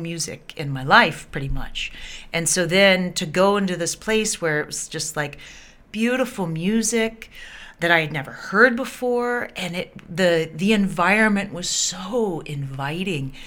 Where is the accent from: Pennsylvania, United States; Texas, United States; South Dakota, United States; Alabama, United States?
Alabama, United States; Birmingham; moved away as an adult; also born or lived in North Carolina / San Diego, California; now in Honolulu, United States; I grew up in Birmingham, Alabama